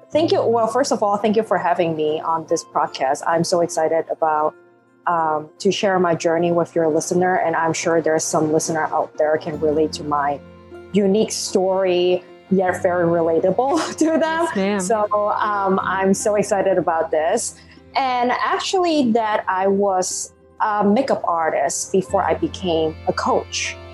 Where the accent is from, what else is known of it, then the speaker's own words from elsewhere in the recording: Hong Kong; first language Cantonese; English is a second language; now in New York, United States; So I actually born and raised in Hong Kong. Um, I always joke about that. Well, English is not my first language. English is my second. My first language is Cantonese.